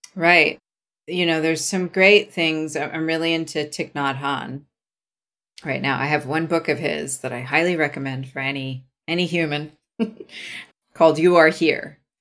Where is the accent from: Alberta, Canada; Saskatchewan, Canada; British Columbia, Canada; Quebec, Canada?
British Columbia, Canada; Vancouver; I'm Canadian